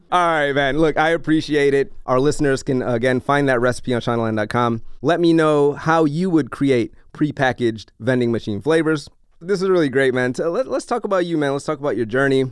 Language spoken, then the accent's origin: English; New Orleans, Louisiana, United States; I grew up in New Orleans